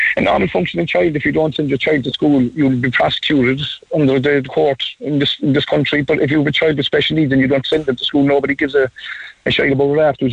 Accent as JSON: {"language": "English", "country": "Ireland", "said": "we're Irish citizens"}